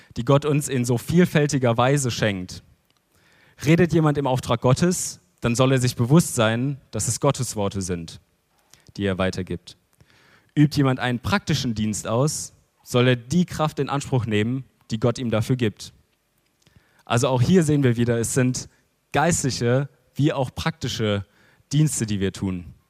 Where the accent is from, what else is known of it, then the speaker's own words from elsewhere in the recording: Germany; als Deutsche